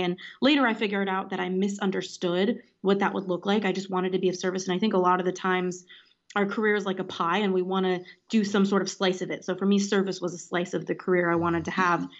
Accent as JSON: {"language": "English", "town": "Los Angeles", "region": "California", "country": "United States", "tie": "born or raised there", "also_born_or_lived": "Washington, D.C. / London / Paris", "said": "Grew up in Los Angeles, California"}